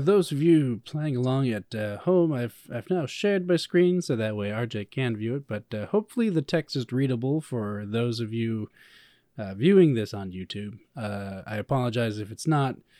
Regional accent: Chicago, Illinois, United States; I come from Chicago

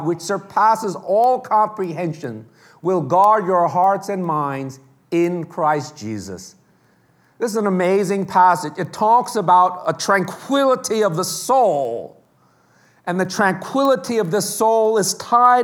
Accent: New York City, New York, United States; It's very hard being growing up in New York.

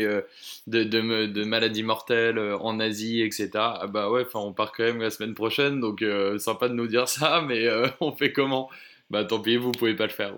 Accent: Oise, Hauts-de-France, France; moved away as an adult; now in Bordeaux, France; je, suis originaire de l'Oise, euh, vers Chantilly, Senlis, etc.

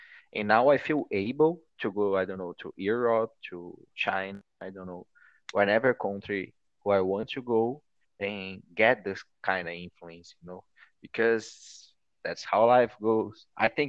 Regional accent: Brazil; I'm just Brazilian. I care just like I'm from Brazil.

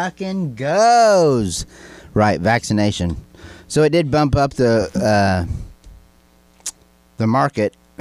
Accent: Illinois, United States; we're from Illinois

